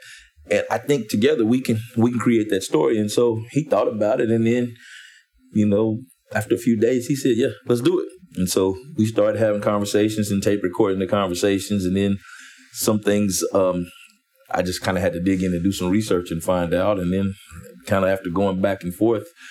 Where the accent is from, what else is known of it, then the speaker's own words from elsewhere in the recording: Wichita, Kansas, United States; also born or lived in Atlanta; I'm from Wichita, Kansas